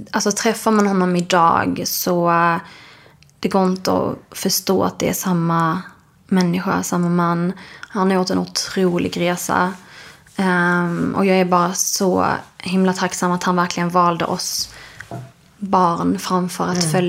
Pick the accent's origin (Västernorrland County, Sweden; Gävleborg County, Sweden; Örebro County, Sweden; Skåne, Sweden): Skåne, Sweden; Alltså dels är jag uppväxt då i Skåne där det inte var så mycket andra sådana familjer där vi växte upp.